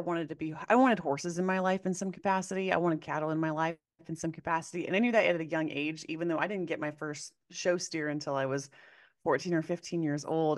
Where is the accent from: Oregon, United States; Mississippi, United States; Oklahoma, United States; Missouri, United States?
Oregon, United States; Corvallis; I grew up in Corvallis, Oregon, which is home of Oregon State University